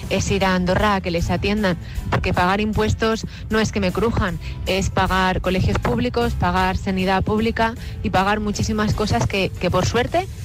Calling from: Murcia, Region of Murcia, Spain; de Murcia.

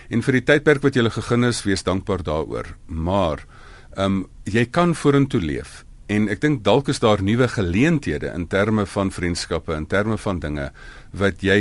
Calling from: Pretoria, Gauteng, South Africa; van Pretoria.

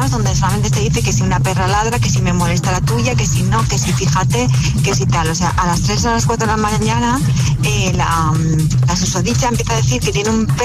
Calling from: Valencia, Valencian Community, Spain; Hola, buenos días, agitador. … de Valencia.

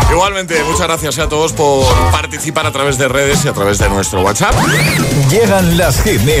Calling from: Toledo, Castilla-La Mancha, Spain; desde Toledo.

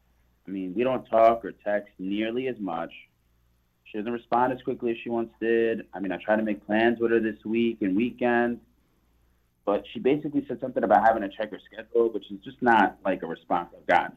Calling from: Hampton, United States; I'm …, and I'm calling from Hampton.

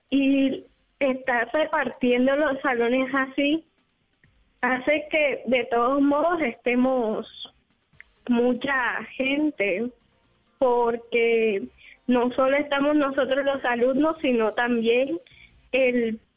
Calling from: Cartagena, Bolívar, Colombia

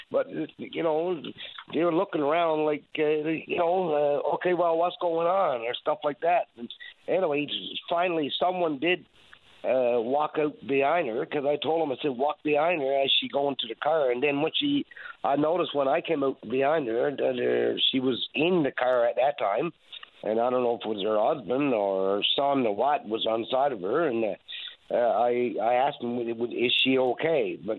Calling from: Newfoundland and Labrador, Canada; Good morning, sir. It's … I'm calling from the Northern Peninsula.

